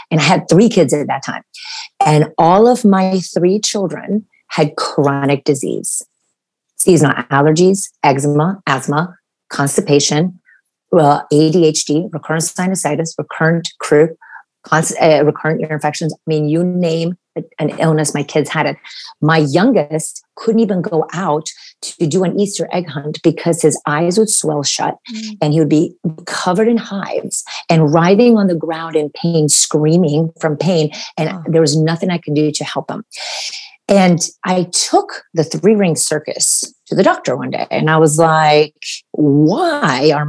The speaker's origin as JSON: {"language": "English", "country": "Romania", "moved": "yes", "said": "actually I'm from Romania and my family immigrated here in 1984 so we escaped communism"}